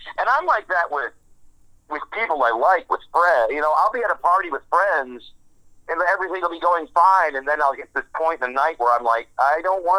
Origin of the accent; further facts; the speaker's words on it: Woodhaven, Michigan, United States; moved away as an adult; also born or lived in Dearborn, Michigan; now in Houston, United States; I was born in Dearborn, grew up in Woodhaven, Michigan